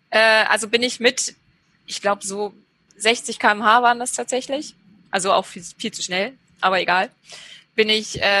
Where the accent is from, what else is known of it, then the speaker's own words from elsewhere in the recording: Gotha, Thuringia, Germany; Ich komme aus Gotha ursprünglich.